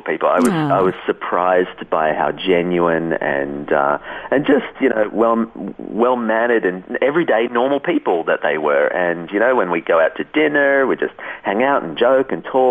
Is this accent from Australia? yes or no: yes; Australia; also born or lived in Switzerland; as an Australian